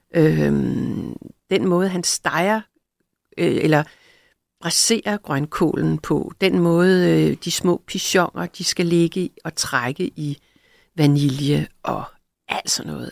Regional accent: Greenland; now in Denmark; jeg er født i Grønland

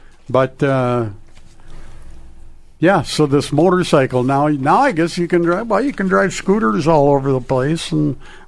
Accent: Crookston, Minnesota, United States; now in Hermantown, United States; My hometown, Crookston, where life, it was really like a scene out of Utopia growing up.

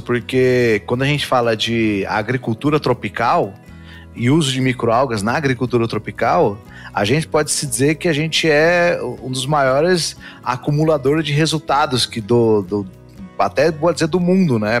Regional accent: Dourados, Mato Grosso do Sul, Brazil; nasci no Mato Grosso do Sul, interior do Mato Grosso do Sul, então interior do interior, lá em Dourados

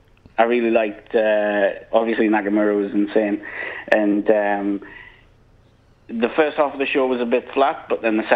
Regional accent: Newcastle upon Tyne, North East England, United Kingdom; accent: Geordie; now in Melbourne, Australia; I'm a Geordie. I'm from Newcastle originally, but I'm living in Melbourne.

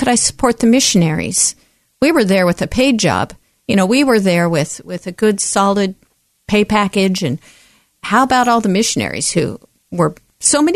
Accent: Oregon, United States; I was born right here in the Pacific Northwest, right here in Oregon

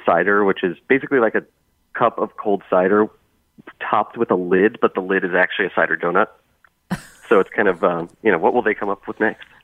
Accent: Bethel, Connecticut, United States; now in Boston, United States; I grew up near Blue Jay Orchards uh, in Bethel, and so we went there all the time

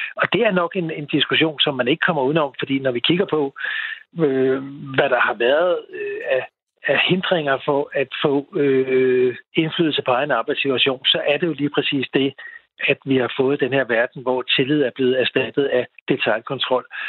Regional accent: Denmark; vi som danskere

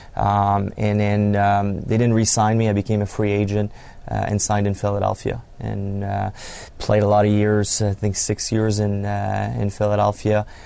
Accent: Canada; moved away as an adult; I grew up in Canada, French Canadian, and uh, kind of came up through the ranks. Played junior, major junior hockey

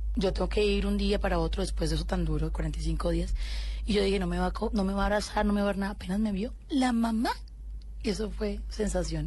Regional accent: Colombia; soy una colombiana común y corriente

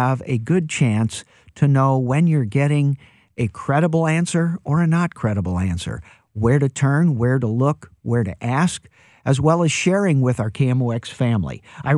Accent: St. Louis, Missouri, United States; I'm born and raised in St. Louis

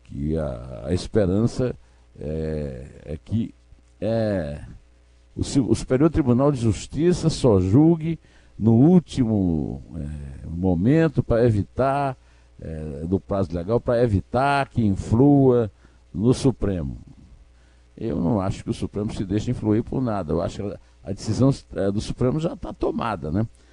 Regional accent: Brazil; Eu sou brasileiro

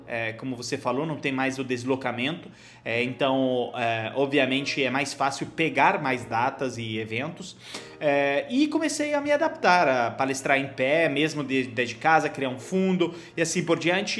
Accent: Genoa, Liguria, Italy; Portuguese is a second language; moved away as an adult; also born or lived in Milan, Italy / Cairo, Egypt / United States; now in Brazil; perto de Gênova, a cidade onde eu nasci

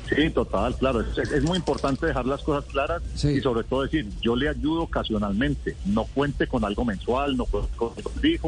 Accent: Colombia; moved away; nosotros venimos de Colombia

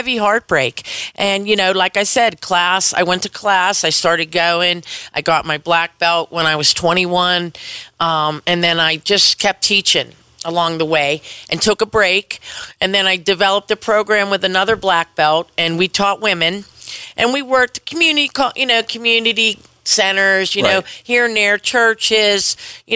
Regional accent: Penn Hills, Pennsylvania, United States; Penn Hills. I'm from Penn Hills.

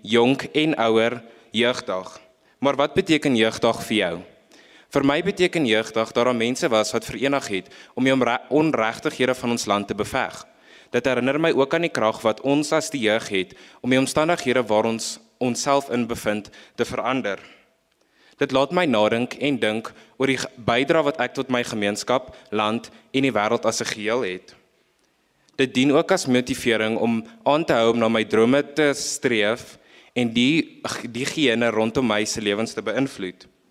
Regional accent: South Africa; ons as Suid-Afrikaners

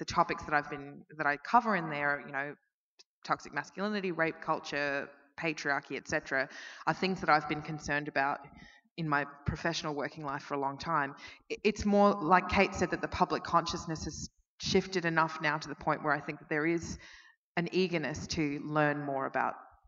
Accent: Melbourne, Victoria, Australia; I'm from Melbourne and Dan Andrews is our premier

